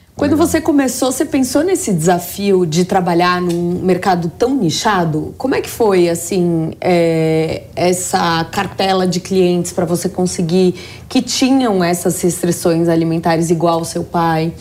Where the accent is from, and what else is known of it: São Paulo, Brazil